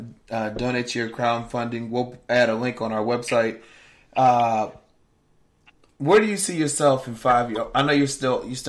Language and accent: English; Richmond, Virginia, United States; now in Atlanta, United States; I'm in Atlanta now. I've been here for a while, but I was born and raised in Richmond, Virginia.